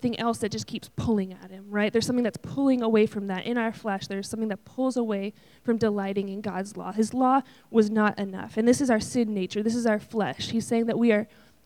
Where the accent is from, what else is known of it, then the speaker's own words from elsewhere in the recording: Buffalo, New York, United States; I grew up in Buffalo, New York, where it snows about 13 months out of the year.